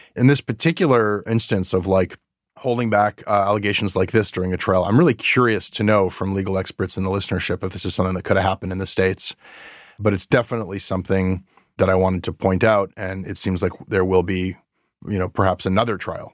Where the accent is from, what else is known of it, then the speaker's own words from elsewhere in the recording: Canada; a Canadian media worker